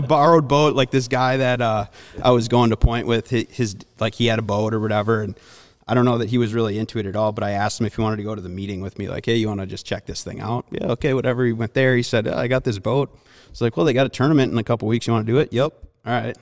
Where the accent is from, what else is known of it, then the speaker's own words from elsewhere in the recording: Minnesota, United States; also born or lived in Milwaukee, Wisconsin; I grew up around Milwaukee. Um, when I was, I mean, probably first, second grade, we moved to Minnesota